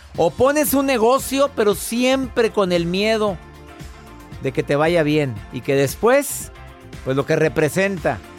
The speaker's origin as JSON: {"language": "Spanish", "town": "Monterrey", "region": "Nuevo León", "country": "Mexico", "tie": "born or raised there", "said": "mi ciudad, de mi natal Monterrey"}